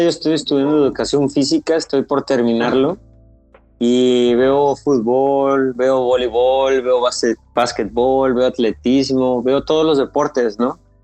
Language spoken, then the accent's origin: Spanish; Pánuco, Veracruz, Mexico; also born or lived in Tuxpan; now in Xalapa, Mexico; Eh, nací en Tuxpan, en el puerto de Tuxpan, y crecí en Pánuco que es donde estoy ahorita. Pero eh, vivo en Jalapa